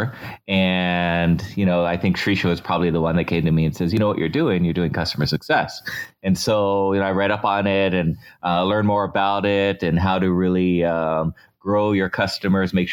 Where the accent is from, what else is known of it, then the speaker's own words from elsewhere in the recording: San Diego, California, United States; I moved on to MyTech Systems in San Diego, my hometown.